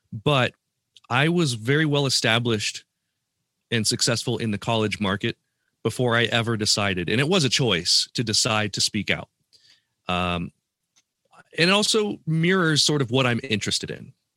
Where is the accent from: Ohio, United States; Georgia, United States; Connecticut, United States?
Ohio, United States; Columbus; my hometown of Columbus, Ohio